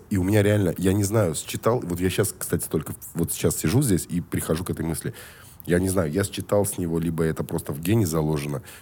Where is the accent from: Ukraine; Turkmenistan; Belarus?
Turkmenistan; Ashgabat; born there; Я родился в Ашхабаде, братан.